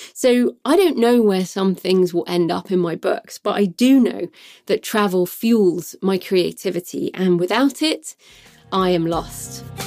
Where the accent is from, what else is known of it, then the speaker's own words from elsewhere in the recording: United Kingdom; moved away as an adult; also born or lived in Australia / New Zealand; it's my home country